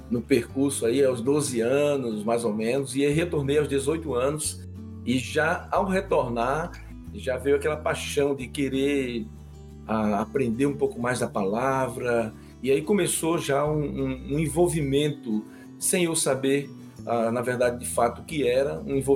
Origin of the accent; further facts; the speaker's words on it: Natal, Rio Grande do Norte, Brazil; moved away; also born or lived in Mogi das Cruzes; eu sou natural de Natal, eu saí de Natal em, em 86 para estudar, num, a princípio foi no ABK, lá em Mogi das Cruzes, e depois fui para o Palavra da Vida